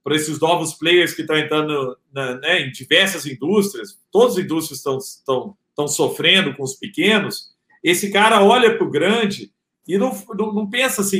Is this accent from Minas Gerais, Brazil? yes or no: yes; Araguari, Minas Gerais, Brazil; o cara que quisesse dar aula de culinária vegana em Araguari, minha cidade natal